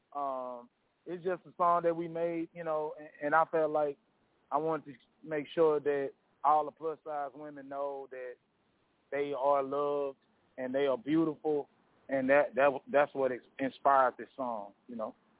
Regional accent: North Louisiana, United States; I'm from North Louisiana.

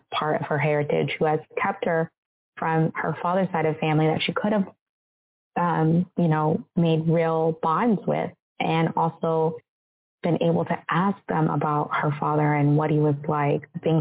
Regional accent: United States; I'm from America. Like, I grew up as an American, even though I'm half African.

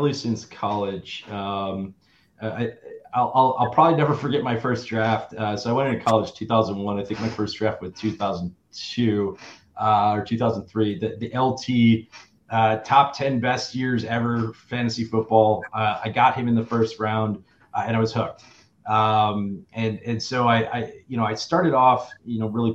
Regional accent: Germantown, Wisconsin, United States; moved away; also born or lived in Madison, Wisconsin; I was born and raised in originally from Germantown, right outside of Milwaukee

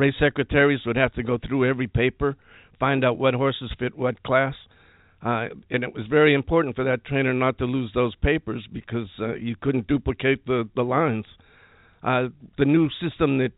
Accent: Manchester, New Hampshire, United States; moved away; Originally, I'm from Manchester, New Hampshire.

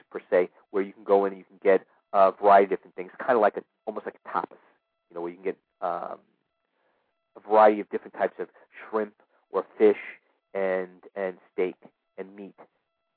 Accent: New York City, New York, United States; moved away; my hometown in New York City

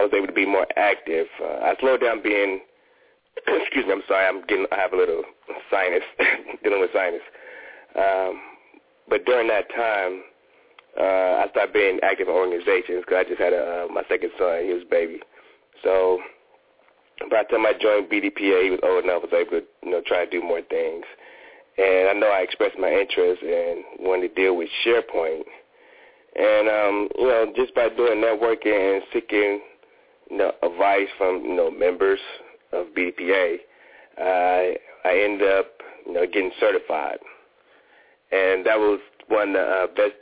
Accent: Ohio, United States; moved away as an adult; also born or lived in Washington, D.C. / Fort Worth, Texas; now in Atlanta, United States; I wanted to move closer to my home. I'm from Ohio.

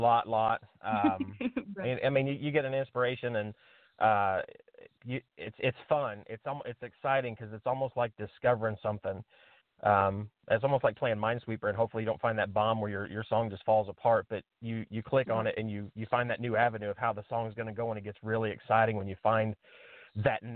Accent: Indiana, United States; I'm from Indiana. We live in Indiana

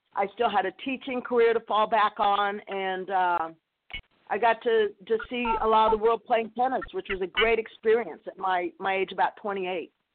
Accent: New Mexico, United States; played junior tennis in New Mexico

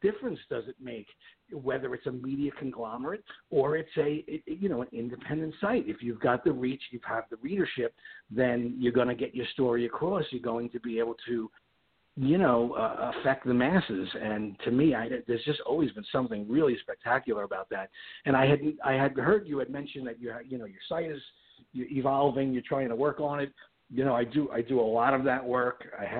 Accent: New York, United States; moved away as an adult; now in West Palm Beach, United States; I come from New York, but I recently relocated to Florida, and that's where we are.

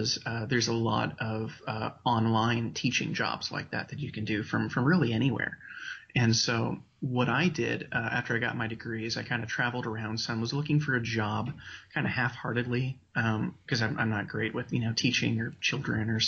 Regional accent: Walla Walla, Washington, United States; also born or lived in Spokane, Washington; I grew up in Walla Walla, Washington.

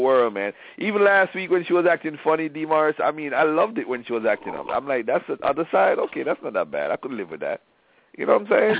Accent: Jamaica; I'm Jamaican.

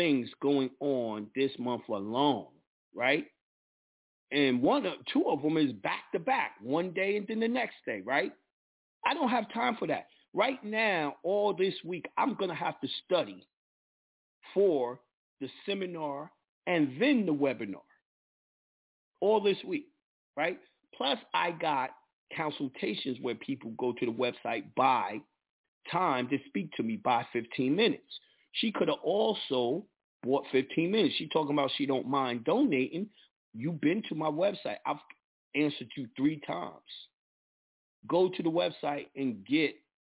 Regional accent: New York, United States; I'm a New Yorker

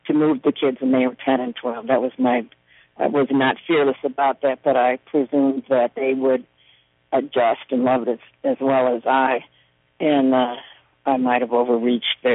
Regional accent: Chicago, Illinois, United States; moved away as an adult; now in New Orleans, United States; I grew up in South Chicago in the steel mills

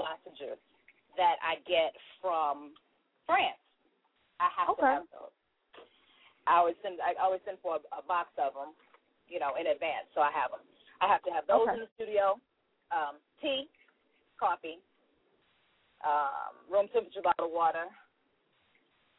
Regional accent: St. Louis, Missouri, United States; You didn't know I'm from St. Louis?

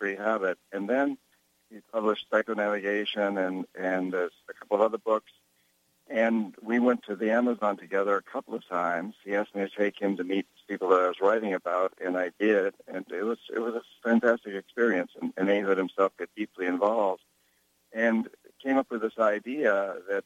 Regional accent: New Hampshire, United States; moved away; I grew up in New Hampshire, Yankee Calvinists, 300 years of Yankee Calvinists

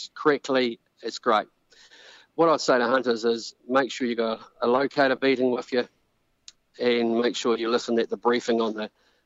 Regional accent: New Zealand; we're Kiwi rec hunters.

